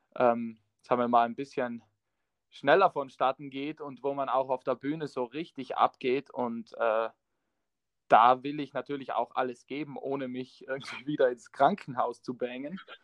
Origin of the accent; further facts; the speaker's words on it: South Tyrol, Trentino-Alto Adige, Italy; accent: South Tyrolean dialect; wir kommen aus Südtirol und wir haben den Dialekt